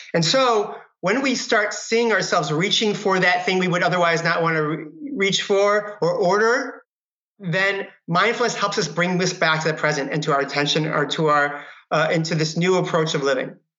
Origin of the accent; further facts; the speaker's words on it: Michigan, United States; now in Marin County, United States; I grew up in Michigan